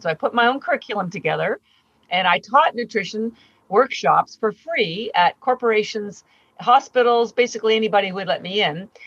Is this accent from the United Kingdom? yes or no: no; Canada; moved away as an adult; now in Boston, United States; I do live in Boston, Massachusetts. I've been here for 30 years, but I'm Canadian